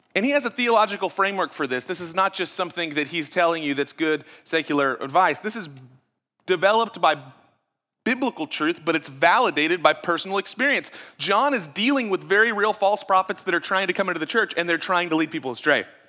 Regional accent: Huffman, Texas, United States; I grew up in Huffman

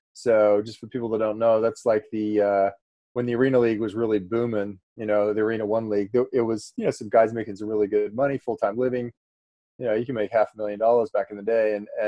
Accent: Australia; also born or lived in Florida / California / Iowa / Nevada; now in Boerne, United States; I originally grew up in Australia

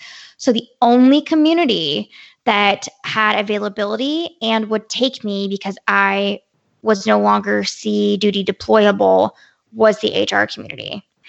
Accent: Quantico, Virginia, United States; I grew up near Quantico, Virginia.

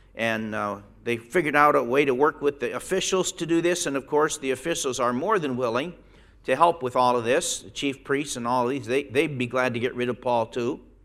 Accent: Pennsylvania, United States; moved away as an adult; when I go back to Pennsylvania and walk down the street, it, it's rare that I see somebody. I've been gone 45 years.

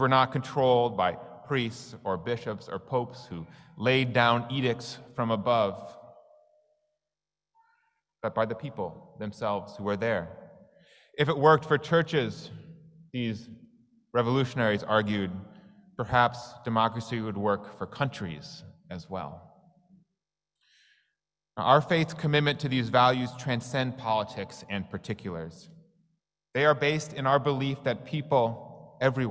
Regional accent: Wisconsin, United States; my hometown in Wisconsin has a significant immigrant community of ethnically Russian Ukrainians

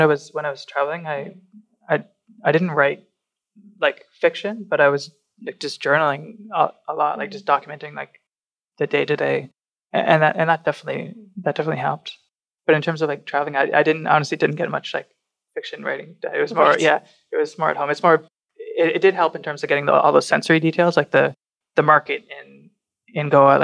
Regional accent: Burlington, Ontario, Canada; now in Toronto, Canada; Burlington will always be my hometown

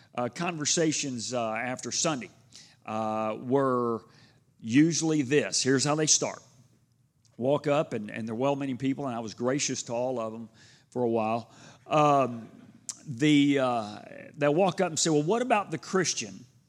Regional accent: Houston, Texas, United States; growing up in Houston

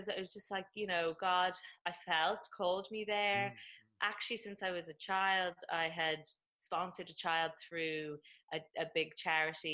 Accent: Dublin, Leinster, Ireland; I am from Dublin originally, and that's where I am right now in Ireland.

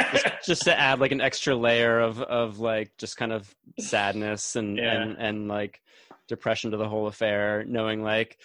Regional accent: Northeast, United States; we grew up in the Northeast

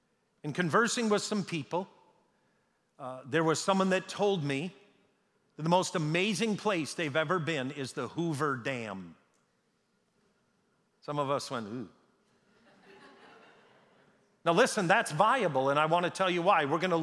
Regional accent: Canada; born there; I was born in Canada.

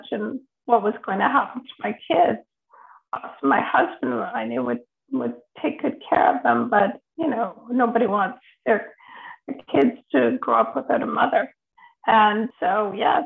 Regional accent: Toronto, Ontario, Canada; moved away as an adult; now in Ottawa, Canada; I grew up in Toronto, but I've been living in Ottawa for about 8 years now.

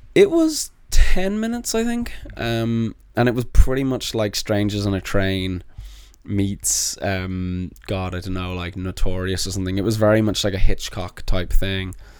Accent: Dublin, Leinster, Ireland; moved away as an adult; also born or lived in London, United Kingdom; now in United States; I moved from London to Dublin and had an accent

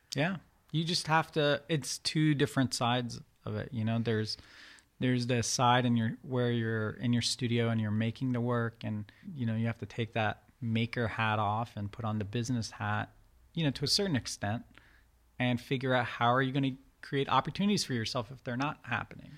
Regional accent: Reston, Virginia, United States; born or raised there; first language Farsi; English is a second language; also born or lived in Iran / Turkey

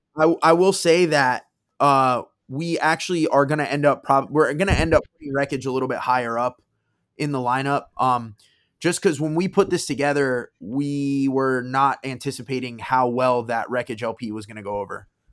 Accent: South Florida, United States; They're from my hometown

